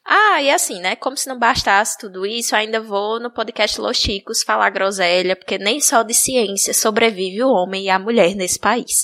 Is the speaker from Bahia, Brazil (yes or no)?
yes; Bahia, Brazil; moved away as an adult; now in Alagoas, Brazil; eu ter nascido na Bahia